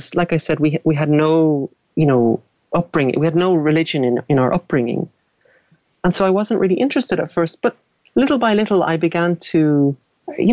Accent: Dublin, Leinster, Ireland; I grew up in Dublin.

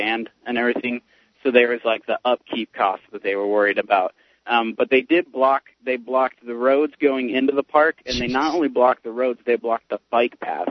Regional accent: Pennsylvania, United States; also born or lived in Tennessee; I grew up in Pennsylvania.

